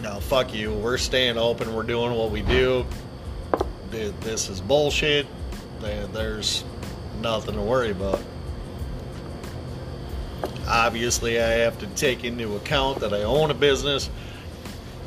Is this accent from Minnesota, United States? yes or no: yes; Coon Rapids, Minnesota, United States; I grew up in Minnesota my entire life. I'm from Coon Rapids, Spring Lake, Park, Blaine. I grew up in that area